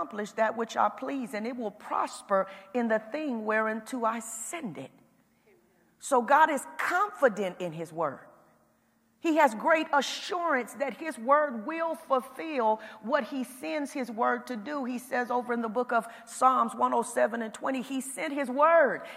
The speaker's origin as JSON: {"language": "English", "region": "Indiana", "country": "United States", "accent": "Indiana", "said": "my Indiana accent kind of comes out"}